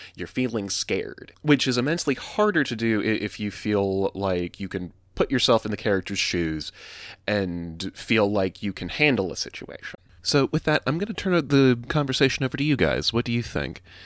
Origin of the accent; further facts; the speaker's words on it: the South, United States; I grew up in the South